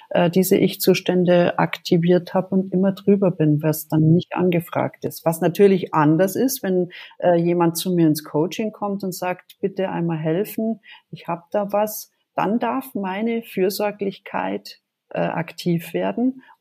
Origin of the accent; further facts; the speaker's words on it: Munich, Bavaria, Germany; Ich bin in München aufgewachsen